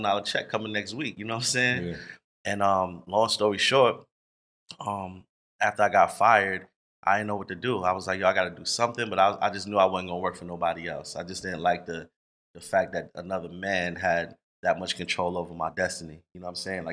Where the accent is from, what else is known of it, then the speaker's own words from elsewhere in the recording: New York, United States; now in Atlanta, United States; I'm from New York